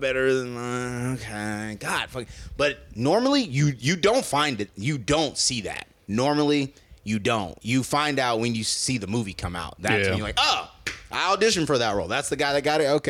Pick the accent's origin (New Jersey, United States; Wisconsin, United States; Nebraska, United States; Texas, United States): Nebraska, United States; Omaha; now in Los Angeles, United States; Joe and I were from Nebraska